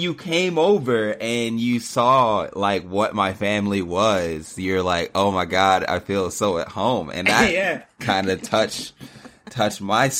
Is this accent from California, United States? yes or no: yes; Los Angeles, California, United States; I'm born and raised in Los Angeles. My dad is from Trinidad and Tobago. My mom is from Guyana.